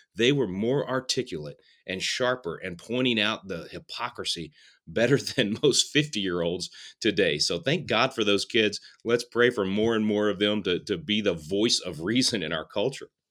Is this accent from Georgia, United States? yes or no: no; Texas, United States; in my hometown in Texas